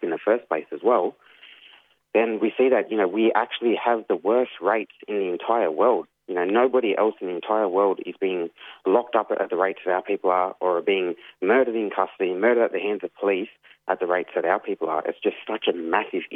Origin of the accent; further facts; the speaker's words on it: Yuin Nation, south coast of New South Wales, Australia; I'm from the Wanniwandian clan of the Yuin Nation, which is up on the south coast of New South Wales, from the Nowra area south to the Victoria border.